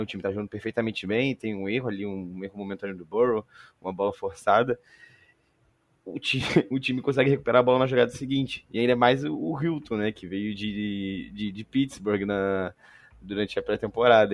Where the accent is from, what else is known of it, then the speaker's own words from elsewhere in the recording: Rio de Janeiro, Brazil; accent: carioca; meu sotaque de carioca